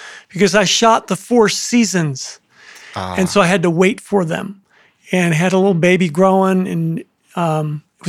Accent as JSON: {"language": "English", "town": "Waterloo", "region": "New York", "country": "United States", "tie": "born or raised there", "also_born_or_lived": "Rochester, New York / Jonesboro, Arkansas", "moved": "as an adult", "said": "my twin brother and I, born and raised in Waterloo, New York"}